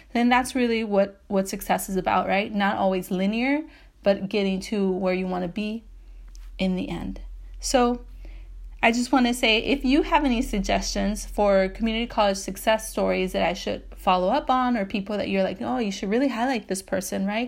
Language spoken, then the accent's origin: English; Bell, California, United States; So I grew up in Southeast L A, and I grew up in the city of Bell for part of my life